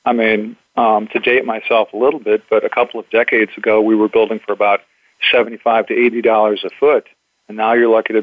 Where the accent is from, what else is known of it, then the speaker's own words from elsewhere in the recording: Chicago, Illinois, United States; also born or lived in Boston; now in Orange County, California, United States; I was born in Chicagoland